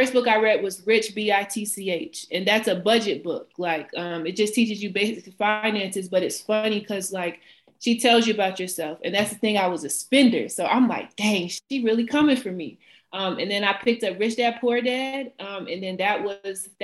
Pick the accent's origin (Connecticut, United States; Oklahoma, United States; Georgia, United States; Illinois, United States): Georgia, United States; Atlanta; moved away as an adult; now in Philadelphia, United States; I am from Atlanta, Georgia. I currently live in Philadelphia, Pennsylvania